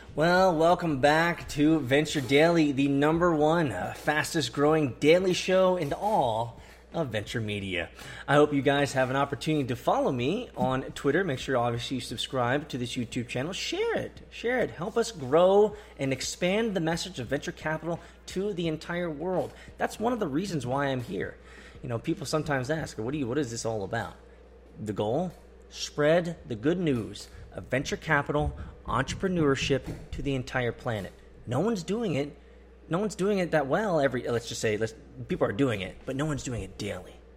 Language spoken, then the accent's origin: English; Atlanta, Georgia, United States; Atlanta, my hometown